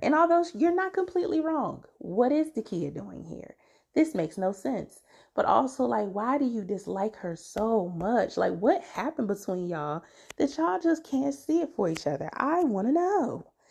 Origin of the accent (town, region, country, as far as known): DMV area, United States; born or raised there